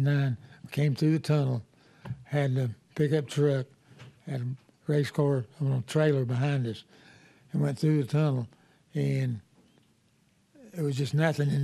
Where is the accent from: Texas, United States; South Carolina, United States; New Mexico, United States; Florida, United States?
South Carolina, United States; Darlington; We'd seen Darlington, but we grew up around Darlington. So Darlington was just a bigger racetrack than what we'd been.